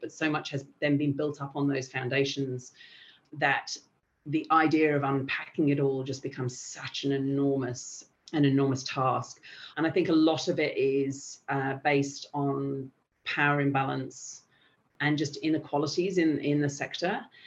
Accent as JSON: {"language": "English", "region": "England", "country": "United Kingdom", "also_born_or_lived": "Albania", "moved": "as an adult", "lives_now": "Australia", "said": "I'm from England"}